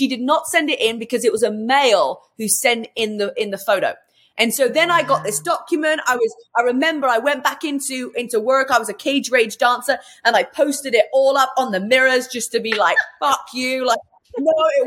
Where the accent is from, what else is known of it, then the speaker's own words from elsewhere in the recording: England, United Kingdom; moved away as an adult; also born or lived in London; now in United States; Well, originally I'm from England, if you haven't already worked that out by my accent. And I came to America at 22 years old.